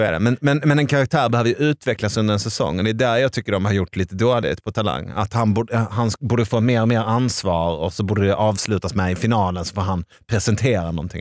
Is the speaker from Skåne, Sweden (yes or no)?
no; Arvika, Värmland, Sweden; jag är från Arvika